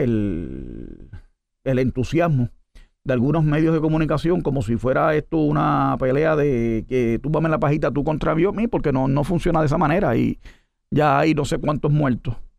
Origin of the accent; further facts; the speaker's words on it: United States; yo soy americano